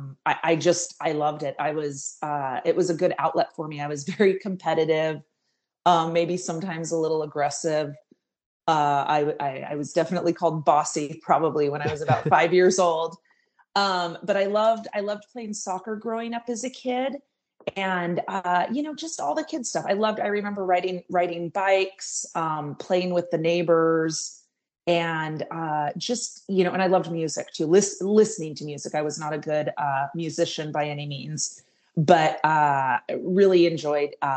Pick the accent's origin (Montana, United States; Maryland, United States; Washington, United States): Washington, United States; Seattle; moved away as an adult; also born or lived in Southern California; I am from Seattle, Washington, born and raised